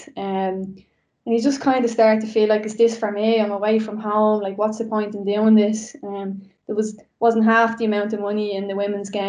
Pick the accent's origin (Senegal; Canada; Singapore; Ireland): Ireland; Dublin, Leinster; we grew up in Coolock